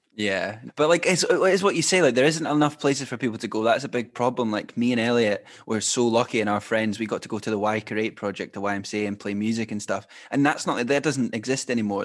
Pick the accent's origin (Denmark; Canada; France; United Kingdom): United Kingdom; Glenrothes, Scotland; we're from the same town